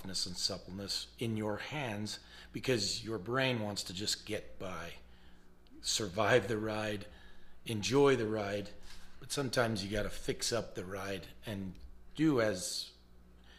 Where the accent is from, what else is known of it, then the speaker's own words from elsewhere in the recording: Mount Pleasant, Utah, United States; also born or lived in Alberton, Montana / Missoula, Montana / Superior, Montana / Spring City, Utah; Born and raised in Mount Pleasant, Utah